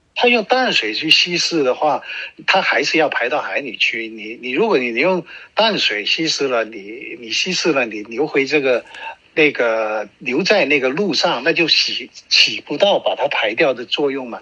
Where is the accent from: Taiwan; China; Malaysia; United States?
China; now in Canada; 我们中国人都有句话